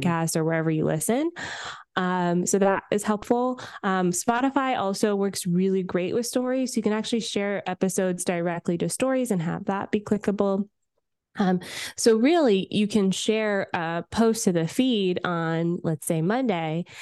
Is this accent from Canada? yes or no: yes; Canada; I'm Canadian